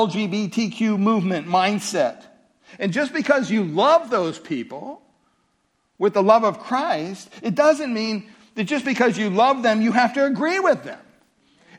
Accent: California, United States; I'm from California

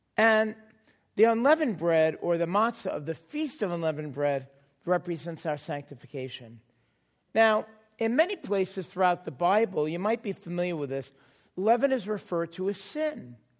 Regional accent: New York City, New York, United States; moved away; I grew up in New York

